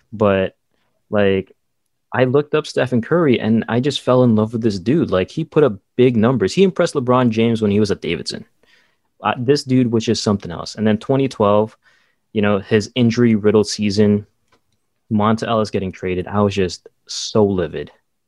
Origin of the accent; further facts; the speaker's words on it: Saudi Arabia; Growing up in Saudi Arabia, we didn't get a lot of news.